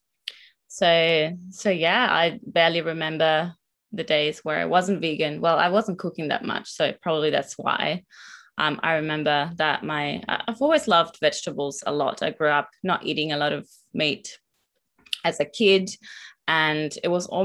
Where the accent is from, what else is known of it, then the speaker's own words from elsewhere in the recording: northern Italy, Italy; moved away as an adult; now in Melbourne, Australia; I'm originally from Northern Italy and have moved to Melbourne in 2019 with my partner Winter.